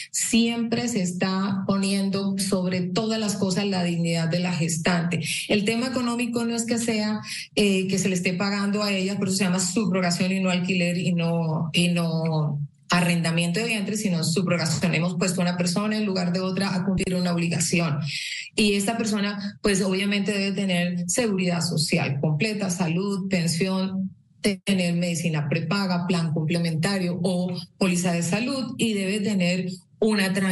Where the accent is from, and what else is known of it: Colombia